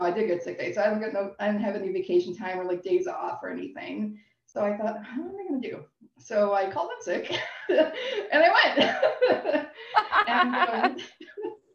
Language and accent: English; Buffalo, New York, United States; moved away as an adult; now in Toronto, Canada; I'm originally from the States. I'm from the Niagara Falls, Buffalo area.